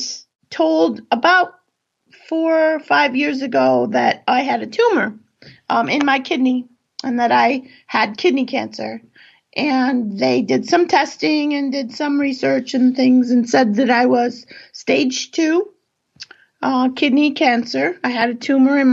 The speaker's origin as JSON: {"language": "English", "region": "California", "country": "United States", "tie": "born or raised there", "moved": "as an adult", "lives_now": "East Coast, United States", "said": "I grew up in California"}